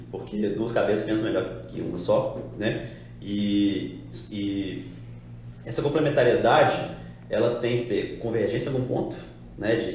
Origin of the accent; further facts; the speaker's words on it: Belo Horizonte, Minas Gerais, Brazil; Então, eu, eu sou de BH, formado em administração.